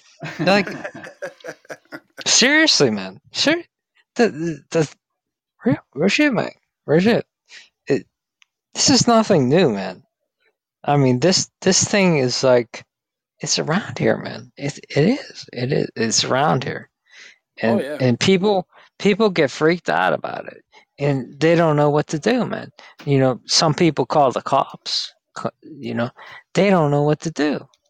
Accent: Pittsburgh, Pennsylvania, United States; Pittsburgh, man. Pittsburgh.

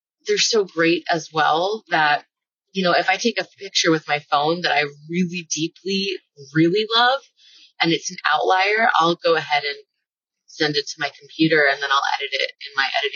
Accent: Florida, United States; I grew up in Florida. It's flat.

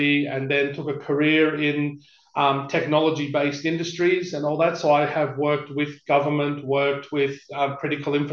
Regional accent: Sydney, New South Wales, Australia; now in Perth, Australia; I was born in Parramatta Hospital, but I lived in Western Sydney in an area called Greystanes.

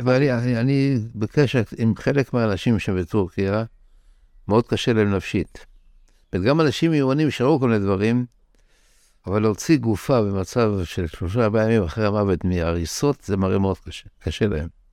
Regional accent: Tel Aviv, Tel Aviv District, Israel; also born or lived in Bnei Brak; ברחוב טרומבלדור, שמה שקרה בחלונות, בית הקברות של טרומבלדור. כך גדלתי בילדות שלי

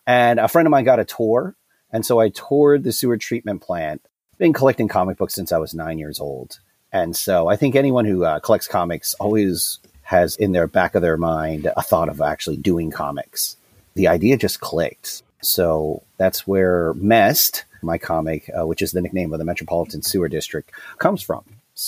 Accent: Erie, Pennsylvania, United States; moved away as an adult; also born or lived in Cincinnati, Ohio; So I am from Erie, Pennsylvania.

